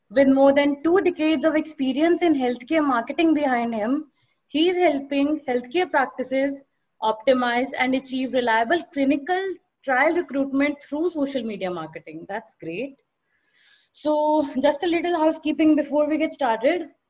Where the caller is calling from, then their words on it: Delhi, India; I'm from marketing team at 360 Degree Cloud and I'm joining in from Delhi.